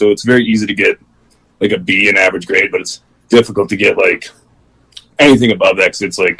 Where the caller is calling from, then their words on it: Wisconsin, United States; I'm from Wisconsin.